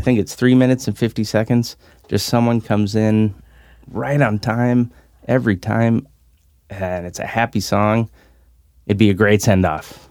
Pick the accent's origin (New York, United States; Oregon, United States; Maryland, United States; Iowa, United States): Oregon, United States; Salem; I'm from Salem